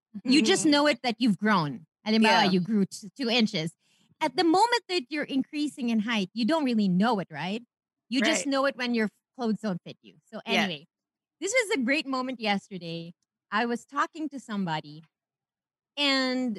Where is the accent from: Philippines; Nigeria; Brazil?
Philippines; moved away; I'm Filipina. I'm Pinay.